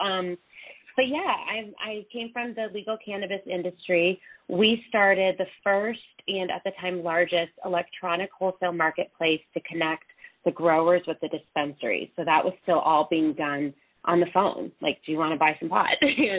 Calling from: Denver, Colorado, United States; I'm calling from Denver.

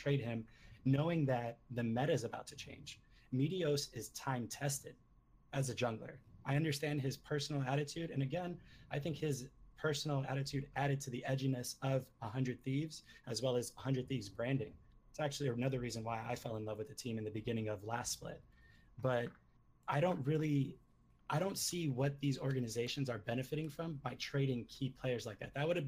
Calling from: San Diego, California, United States; San Diego, California, and I am the iHeart Gaming sub.

